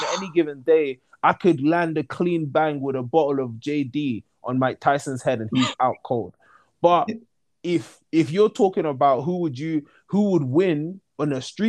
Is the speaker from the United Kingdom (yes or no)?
yes; United Kingdom; I'm British. Like, do I not sound British to people?